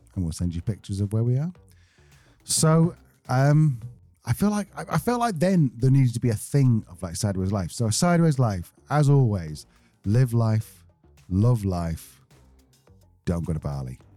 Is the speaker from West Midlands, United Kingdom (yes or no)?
no; Manchester, North West England, United Kingdom; We're from Manchester